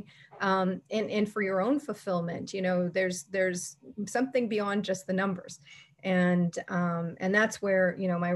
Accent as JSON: {"language": "English", "country": "Canada", "said": "as a Canadian"}